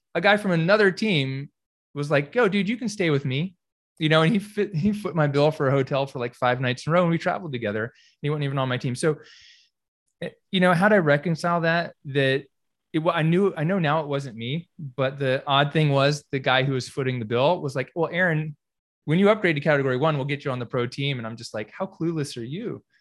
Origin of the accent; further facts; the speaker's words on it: Greensboro, North Carolina, United States; moved away as an adult; also born or lived in California; I grew up here in Greensboro